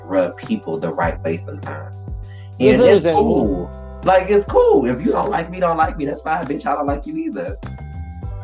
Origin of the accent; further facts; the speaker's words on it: Detroit, Michigan, United States; moved away; I'm from Detroit.